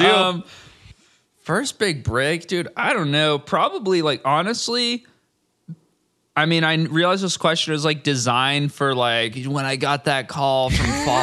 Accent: Orange County, California, United States; I'm from Orange County, uh, which is a like just the next county south of Los Angeles, basically a bunch of suburbs. It's pretty boring

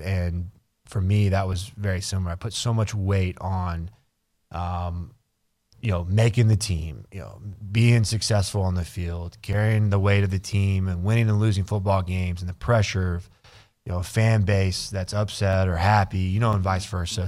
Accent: Burnet, Texas, United States; I grew up in Burnett, which is the backyard of Austin

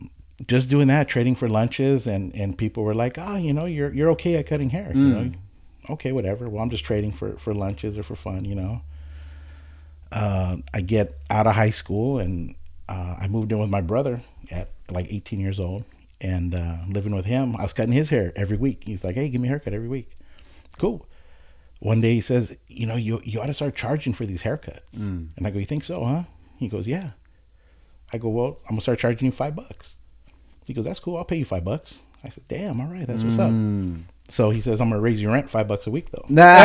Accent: Oxnard, California, United States; Born and raised in Oxnard, yep. Graduated in 96.

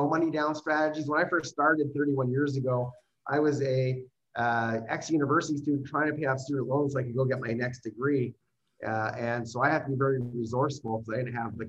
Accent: Canada; I am actually a Canadian

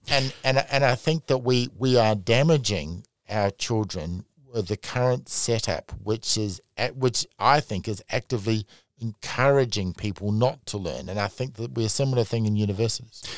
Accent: Australia; now in New Zealand; I'm Australian

